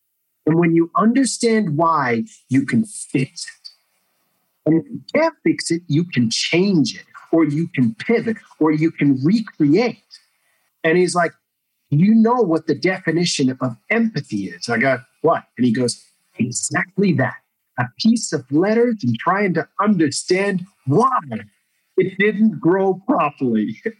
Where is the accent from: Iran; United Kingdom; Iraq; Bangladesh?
Iraq; now in Australia; And growing up in Iraq and seeing that, it didn't affect me.